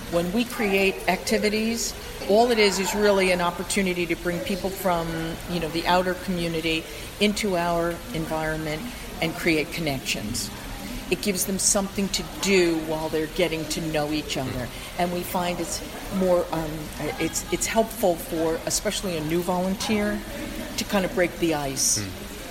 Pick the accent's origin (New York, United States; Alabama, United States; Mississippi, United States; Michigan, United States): New York, United States; White Plains; also born or lived in New Rochelle, New York; I'm really a native Westchester person. I was born in White Plains, I lived in New Rochelle, and now I've been in Rye for about uh, 15 years.